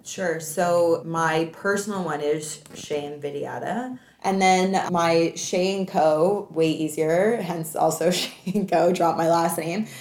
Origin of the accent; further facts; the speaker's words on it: Canada; also born or lived in Hawaii / Vancouver / Australia; now in Toronto, Canada; Being Canadian, living in the United States of America